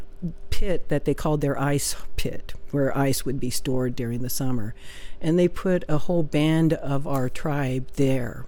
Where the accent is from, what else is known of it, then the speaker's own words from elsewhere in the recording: Oklahoma, United States; moved away; I'm from Oklahoma